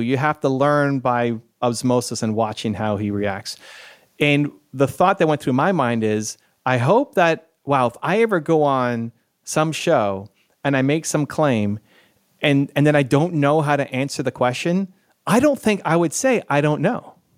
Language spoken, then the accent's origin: English; Canada; I'm Canadian